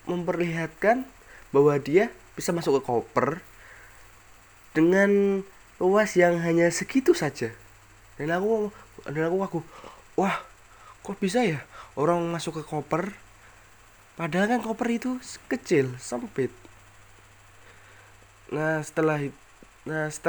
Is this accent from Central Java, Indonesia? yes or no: yes; Semarang, Central Java, Indonesia; aku ini asli Semarang ya Jawa Tengah ibu gue berasal dari Semarang dan bapak gue berasal dari Pemalang Jawa Tengah juga lah